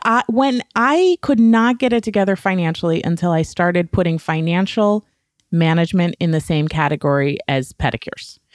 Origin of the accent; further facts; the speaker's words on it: New England, United States; I was raised in New England. I am, like, a small town, puritanical work ethic kind of girl.